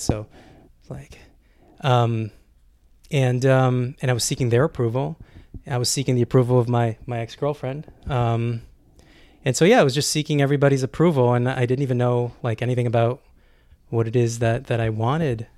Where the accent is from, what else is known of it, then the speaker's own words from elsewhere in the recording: Canada; moved away as an adult; I'm Canadian